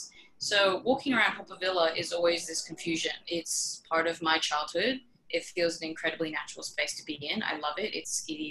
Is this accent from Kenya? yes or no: no; Singapore; first language English; moved away as an adult; now in Sydney, Australia; growing up in Singapore